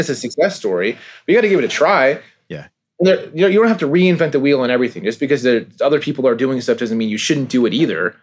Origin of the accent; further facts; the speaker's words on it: California, United States; I'm from California myself. I have family that's from the East Coast.